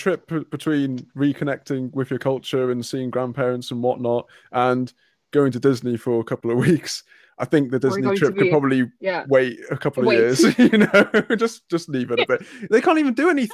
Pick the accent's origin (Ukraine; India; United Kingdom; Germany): United Kingdom; accent: British; I'm British, but I'm not that British